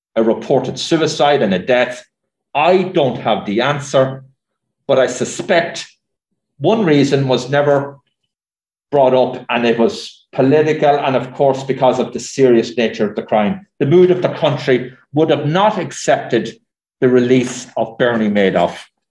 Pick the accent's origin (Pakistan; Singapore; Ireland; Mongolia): Ireland; moved away as an adult; now in New York, United States; we had limited television service in much of Ireland before we headed for America